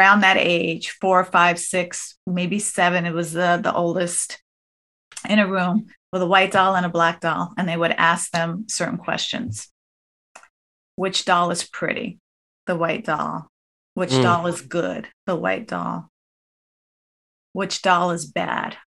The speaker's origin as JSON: {"language": "English", "region": "New Jersey", "country": "United States", "said": "a girl from New Jersey"}